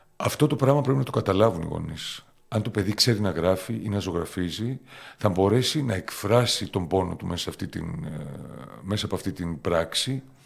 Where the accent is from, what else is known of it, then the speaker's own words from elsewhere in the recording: Famagusta, Famagusta District, Cyprus; also born or lived in Athens, Greece / Thessaloniki, Greece / Germany / England; now in Limassol, Cyprus; Γεννήθηκα στην Αμόχωστο πριν 53 χρόνια